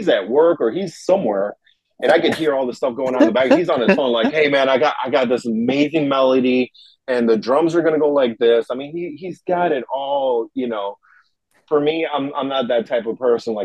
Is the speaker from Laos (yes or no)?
no; Uruguay; also born or lived in Chicago; now in Tokyo, Japan; I'm originally from Uruguay, South America